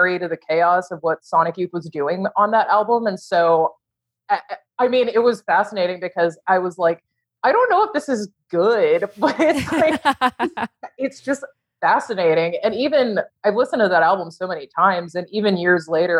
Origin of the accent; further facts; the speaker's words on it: Houston, Texas, United States; I grew up in Houston